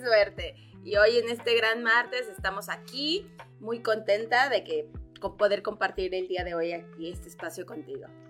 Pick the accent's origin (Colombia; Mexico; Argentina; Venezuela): Mexico; Cuernavaca, Morelos; also born or lived in Mexico City; yo soy de la Ciudad de México, nací en la Ciudad de México, a muy, temprana edad, muy chica, nos venimos para Cuernavaca